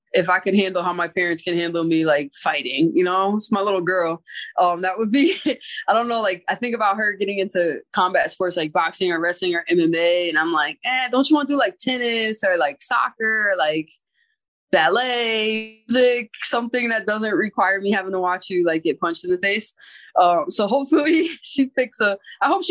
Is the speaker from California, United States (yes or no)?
no; Springfield, Massachusetts, United States; born or raised there; moved away as an adult